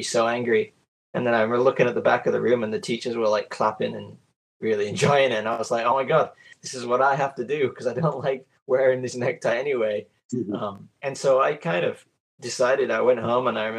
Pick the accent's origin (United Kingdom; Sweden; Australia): United Kingdom; Yorkshire and the Humber; now in Osaka, Japan; I was born in the UK. I was born in Yorkshire, England, and I now live in Osaka in Japan